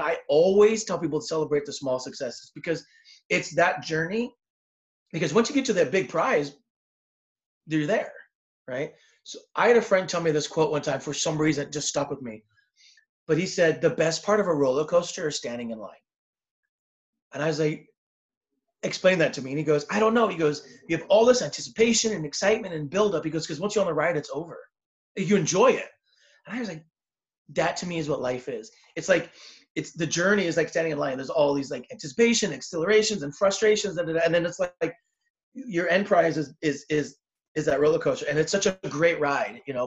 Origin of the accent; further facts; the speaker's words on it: Southern California, United States; I'm from Southern California